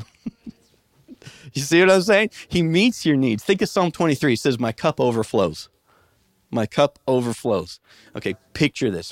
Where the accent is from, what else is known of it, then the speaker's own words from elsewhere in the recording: Midwest, United States; When I was a kid growing up in the Midwest